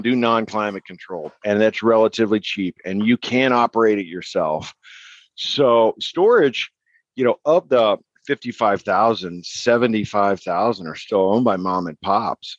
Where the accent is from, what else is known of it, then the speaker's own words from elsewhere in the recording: New Mexico, United States; moved away as an adult; also born or lived in Arizona / San Diego; I was born and raised in New Mexico